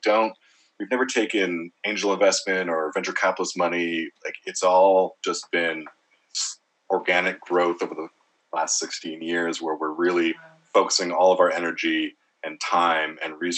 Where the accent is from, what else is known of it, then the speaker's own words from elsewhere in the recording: Montreal, Quebec, Canada; my hometown of Montreal